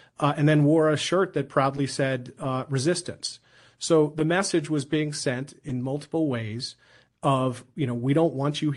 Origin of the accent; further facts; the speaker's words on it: Philadelphia, Pennsylvania, United States; my hometown of Philadelphia